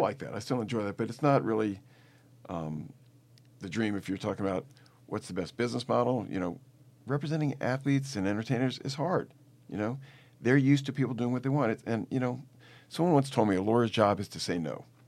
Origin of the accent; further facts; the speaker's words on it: New Orleans, Louisiana, United States; moved away as an adult; also born or lived in Boston / Atlanta; I grew up in New Orleans